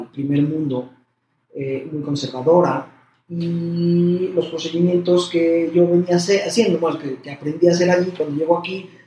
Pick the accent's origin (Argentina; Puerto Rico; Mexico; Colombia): Mexico